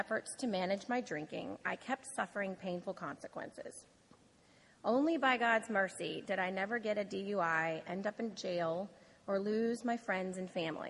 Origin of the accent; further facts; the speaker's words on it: New Orleans, Louisiana, United States; I was born and raised in New Orleans